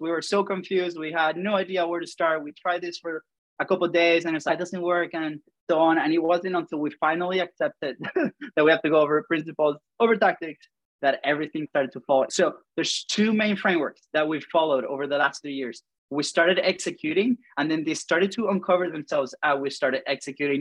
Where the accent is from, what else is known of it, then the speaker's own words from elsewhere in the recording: Venezuela; accent: funny; moved away; I have a funny accent. So if you haven't noticed, I'm from Venezuela